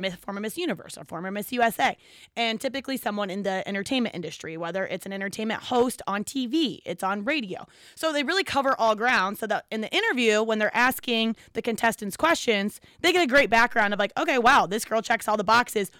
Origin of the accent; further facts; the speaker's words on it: Ohio, United States; I'm from Ohio